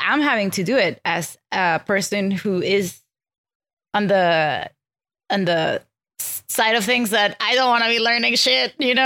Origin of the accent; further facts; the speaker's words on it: Venezuela; English is a second language; moved away; I grew up in Venezuela, so I have Venezuelan, I'm Venezuelan culturally in, in upbringing